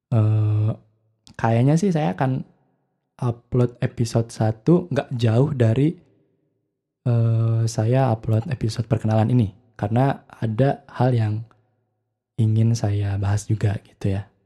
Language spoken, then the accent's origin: Indonesian; Bandung, West Java, Indonesia; maaf ya saya kebetulan saya orang Bandung jadi mungkin akan pakai beberapa istilah dalam bahasa Sunda gitu karena kebiasaan gitu ya